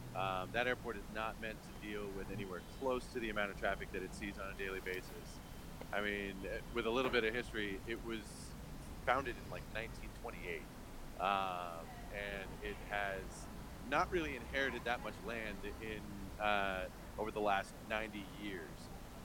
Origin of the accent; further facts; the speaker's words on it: Los Angeles, California, United States; Being an L.A. fan growing up, it was fun, but it was like being a glutton for punishment.